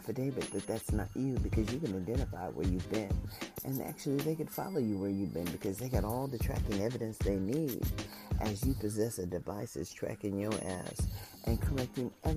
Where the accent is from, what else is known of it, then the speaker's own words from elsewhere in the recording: United States; also born or lived in Las Vegas, Nevada; as an American citizen